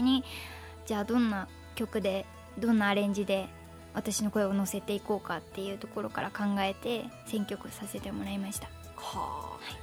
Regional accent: Hokkaido, Japan; moved away as an adult; now in Tokyo, Japan; いまだにあの地元が北海道なんですけど、はい東京に来て5年経ちましたが

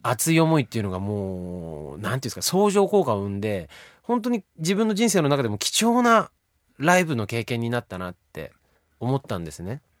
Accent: Akita, Japan; moved away as an adult; now in Tokyo, Japan; あの僕秋田県出身で地元の秋田を音楽で盛り上げたい

